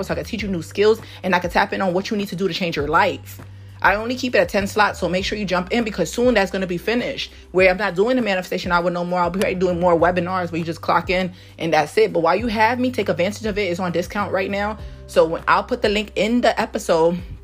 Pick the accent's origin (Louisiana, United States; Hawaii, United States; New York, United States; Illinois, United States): New York, United States; New York City; I'm from Harlem, New York.